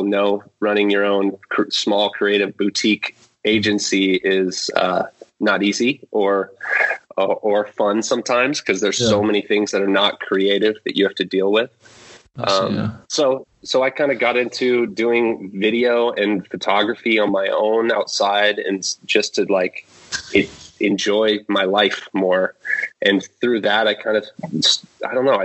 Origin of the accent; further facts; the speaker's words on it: Portland, Oregon, United States; I'm from Portland, Oregon in the U.S.